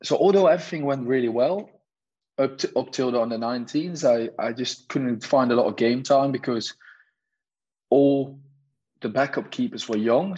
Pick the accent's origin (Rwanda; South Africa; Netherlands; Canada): Netherlands; Nijmegen, Gelderland; moved away as an adult; also born or lived in England; I was a number three at NEC Nijmegen, my hometown professional team